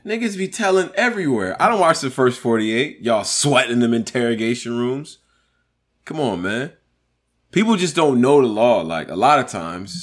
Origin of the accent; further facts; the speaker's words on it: Rochester, New York, United States; I'm from Rochester, New York